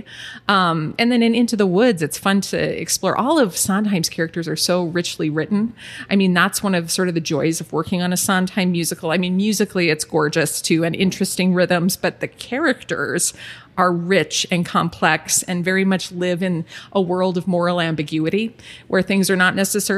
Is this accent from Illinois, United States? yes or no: no; Aberdeen, South Dakota, United States; now in Sioux Falls, United States; We grew up together in Aberdeen